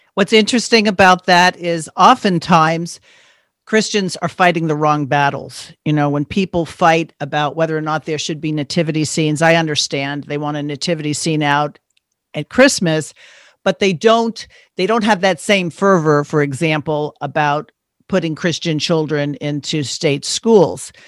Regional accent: East Coast, United States; moved away; I grew up back on the East Coast.

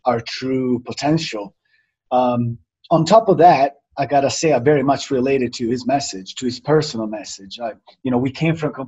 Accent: Italy; moved away; also born or lived in Miami / New York; I was born and raised in Italy. I came to Miami

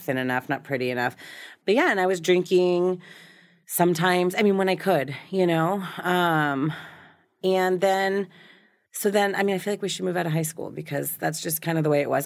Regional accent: Newton, Massachusetts, United States; now in Southern California, United States; raised in a suburb of Boston.

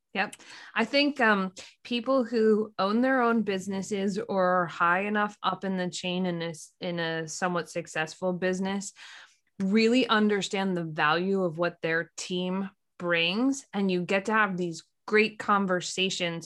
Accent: Lancaster, Pennsylvania, United States; we grew up in Lancaster, Pennsylvania

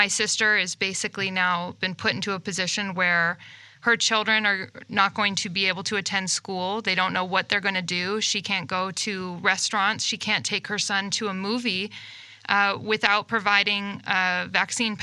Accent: California, United States; moved away as an adult; now in Arizona, United States; I'm from California originally

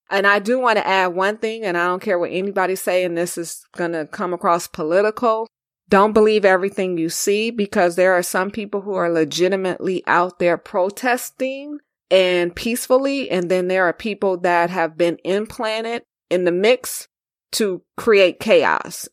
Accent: Los Angeles, California, United States; I'm from Los Angeles, I lived through the Rodney King riots in ninety-two.

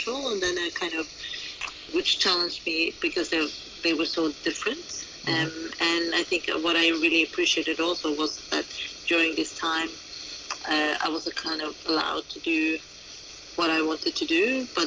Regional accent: Oslo, Norway; now in London, United Kingdom; originally I'm from Oslo, Norway

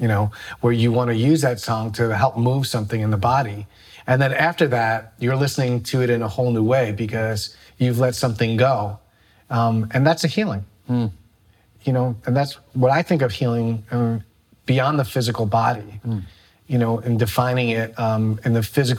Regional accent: New York City, New York, United States; as a kid growing up in the Bronx

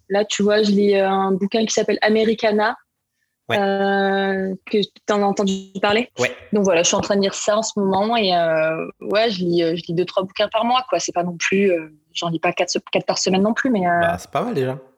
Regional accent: Marseille, Provence-Alpes-Côte d'Azur, France; je suis originaire de Marseille. Euh, j'ai grandi, euh, j'ai grandi là-bas

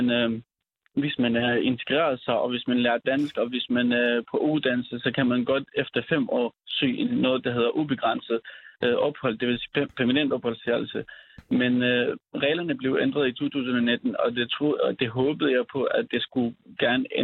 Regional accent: Syria; moved away as an adult; now in Denmark; vi er født og opvokset i Syrien, og og vi har været der indtil altså, øhm, hmm. meget spontant, vi skulle flygte

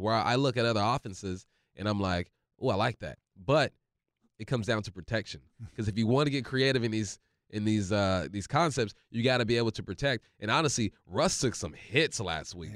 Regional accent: California, United States; moved away; also born or lived in Monroe, Washington; I grew up in California

